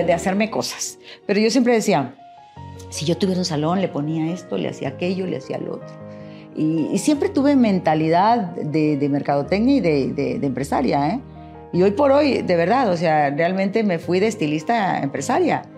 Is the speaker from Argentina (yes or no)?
no; Monterrey, Nuevo León, Mexico; Nací en Monterrey